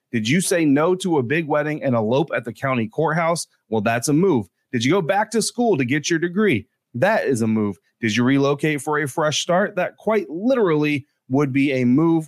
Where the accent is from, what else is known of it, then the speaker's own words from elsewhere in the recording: Castle Rock, Colorado, United States; moved away; Castle Rock, Colorado is not my hometown in the traditional sense. I didn't grow up there, but it is the town I call home because I spent a lot of my teenage years there.